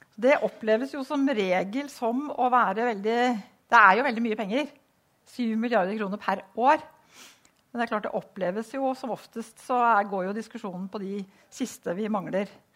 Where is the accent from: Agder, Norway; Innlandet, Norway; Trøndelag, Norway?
Innlandet, Norway; Vang; moved away; jeg kommer fra Vang, som ble slått sammen med Hamar.